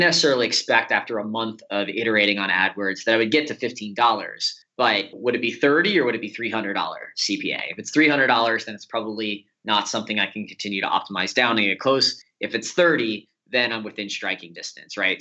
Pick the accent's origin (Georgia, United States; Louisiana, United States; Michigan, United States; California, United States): Louisiana, United States; New Orleans; moved away as an adult; also born or lived in Chicago; I grew up in New Orleans, Louisiana, and I went to college in Chicago at Loyola University there